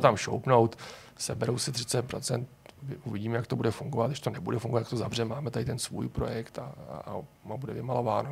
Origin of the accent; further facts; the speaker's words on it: Prague, Czechia; jsem Pražák